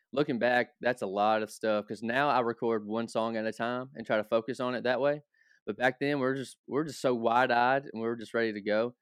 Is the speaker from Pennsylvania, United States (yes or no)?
no; Hopkinsville, Kentucky, United States; So, Hopkinsville is only an hour north of Nashville. So, I grew up around country music